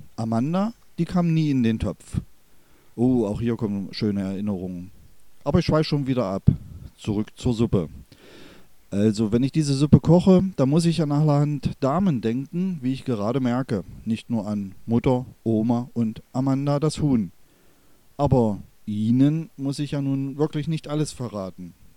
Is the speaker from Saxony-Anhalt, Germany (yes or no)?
yes; Börde, northern Harz foreland, Saxony-Anhalt, Germany; dass ich in der Kräuterkammer Deutschlands, das ist die Region Anhalt, Börde, nördliches Harzvorland, aufgewachsen bin